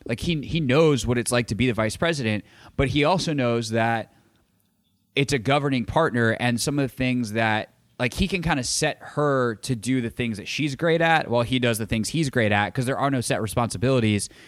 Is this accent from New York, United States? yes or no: no; Greenville, South Carolina, United States; Greenville, South Carolina, my hometown